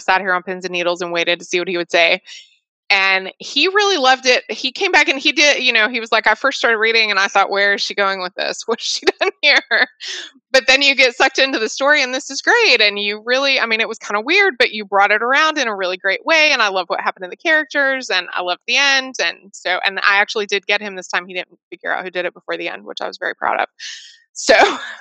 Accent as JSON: {"language": "English", "town": "Fort Worth", "region": "Texas", "country": "United States", "tie": "born or raised there", "said": "I grew up in Fort Worth."}